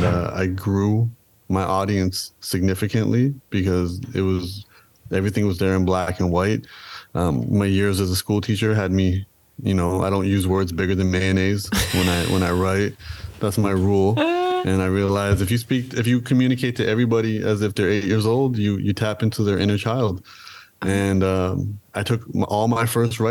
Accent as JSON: {"language": "English", "town": "Toronto", "region": "Ontario", "country": "Canada", "tie": "born or raised there", "said": "I am from Toronto. I was born and raised in Toronto"}